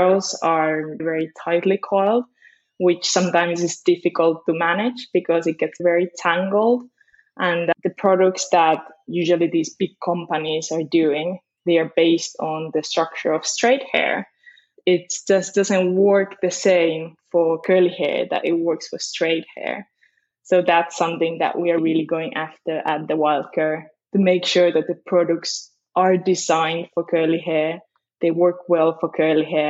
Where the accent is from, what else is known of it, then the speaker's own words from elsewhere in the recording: Finland; moved away as an adult; also born or lived in Spain; now in London, United Kingdom; I did grow up in Finland. And my mom is Finnish